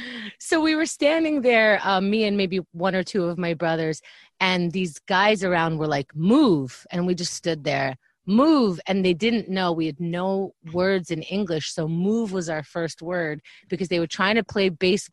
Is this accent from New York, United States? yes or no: yes; New York, United States; born or raised there; also born or lived in Israel / Briarwood, Queens